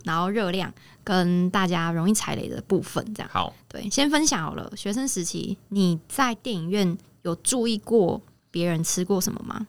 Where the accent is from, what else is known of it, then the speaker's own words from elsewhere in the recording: Taichung, Taiwan; 我是台中人